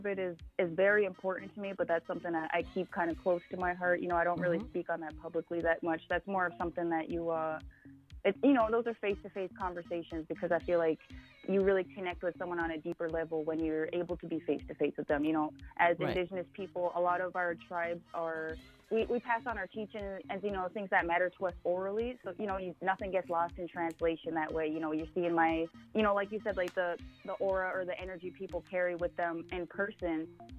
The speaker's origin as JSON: {"language": "English", "region": "Washington", "country": "United States", "tie": "born there", "said": "I was born in Washington. My father was a military person, so we've lived in several different places throughout my lifetime."}